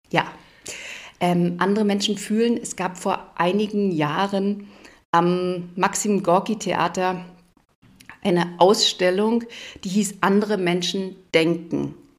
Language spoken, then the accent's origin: German; Berlin, Brandenburg, Germany; now in Memmingen, Germany; ich komme aus Brandenburg, Berlin